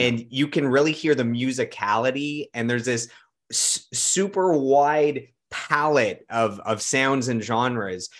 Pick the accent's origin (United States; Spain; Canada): Canada; Ottawa, Ontario; also born or lived in London, Ontario; I'm from Ottawa